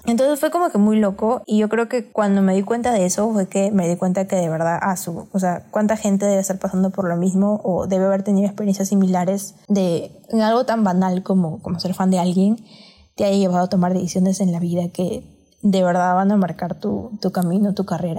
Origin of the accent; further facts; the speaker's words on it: Peru; ambas somos de Perú